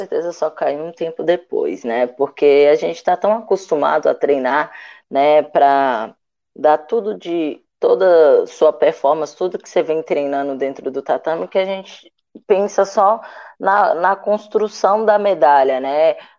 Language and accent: Portuguese; Ceilândia, Federal District, Brazil; moved away; also born or lived in Minas Gerais; Sou natural de Brasília, mas numa cidade satélite de Brasília, chamada Ceilândia Sul. E aí, na minha quadra, tinha um SESI